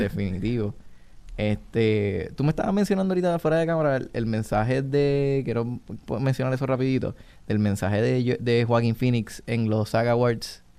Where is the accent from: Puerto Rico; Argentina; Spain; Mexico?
Puerto Rico; aquí como país